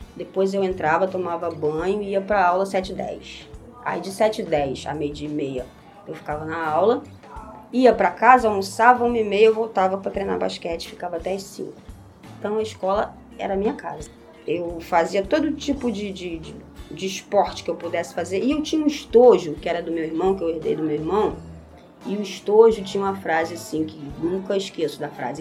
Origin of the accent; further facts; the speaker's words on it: Nova Iguaçu, Rio de Janeiro, Brazil; Eu nasci aqui no Hospital Iguaçu, Associação de Caridade Hospital Iguaçu, e sempre morei a vida inteira no mesmo lugar, em Morro Agudo